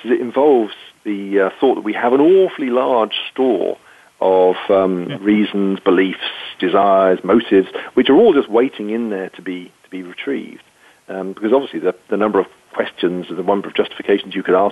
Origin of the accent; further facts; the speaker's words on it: United Kingdom; being British